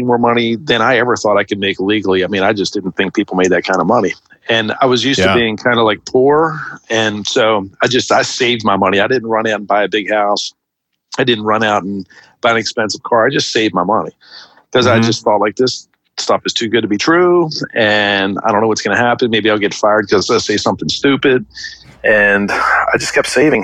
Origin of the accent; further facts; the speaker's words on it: Baltimore, Maryland, United States; also born or lived in West Hollywood, California / Jacksonville, Florida; Where I grew up in Baltimore City, the ideal thing was to like get a job working at a factory